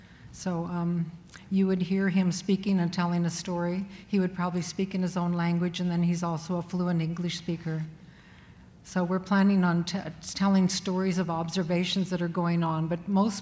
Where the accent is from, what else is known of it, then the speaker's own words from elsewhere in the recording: Alaska, United States; now in Oregon, United States; I'm Deghatan Dene from Alaska. Some call us Alaskan Athabascans. We also call ourselves the Caribou people.